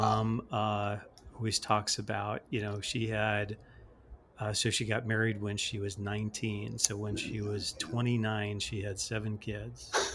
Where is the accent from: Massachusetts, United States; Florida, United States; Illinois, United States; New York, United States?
Illinois, United States; Chicago; I grew up in the Chicagoland area